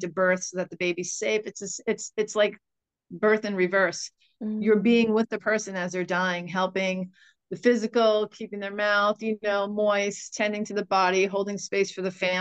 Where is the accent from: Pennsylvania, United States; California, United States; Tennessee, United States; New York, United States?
New York, United States; Sag Harbor; I grew up in a village of maybe 3,500 people, a very tight-knit community. And it just seems to me that Sag Harbor, my hometown